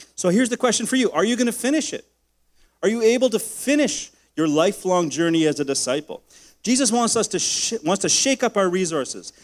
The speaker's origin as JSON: {"language": "English", "country": "Canada", "said": "my rights as a Canadian man"}